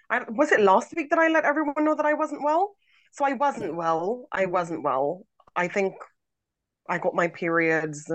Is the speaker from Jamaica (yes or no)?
yes; Jamaica; I'm from Jamaica